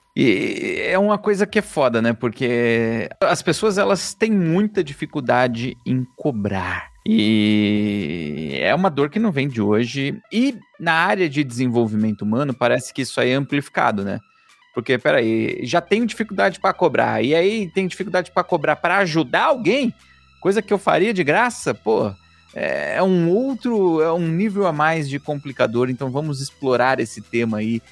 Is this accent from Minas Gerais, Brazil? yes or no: no; São Paulo, Brazil; Eu nasci num lugar muito pobre. Eu sou de São Miguel Paulista, na zona leste de São Paulo, quebrada. E lá em São Miguel, quando eu era criança